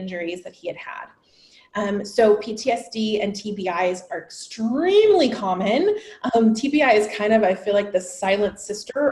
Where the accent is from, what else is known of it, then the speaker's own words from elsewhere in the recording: San Diego, California, United States; I am originally from San Diego, California. I was a local girl